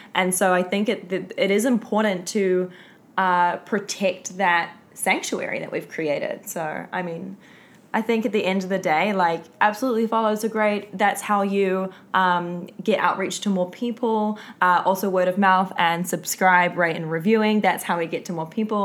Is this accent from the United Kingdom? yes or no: no; Auckland, New Zealand; I am not from Wellington. I am from also the North Island, but I'm from Auckland